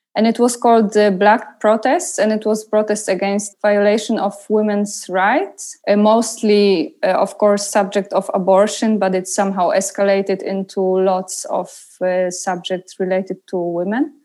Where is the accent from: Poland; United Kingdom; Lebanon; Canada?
Poland; Poznan, Greater Poland; moved away; I came to Poznan, to my hometown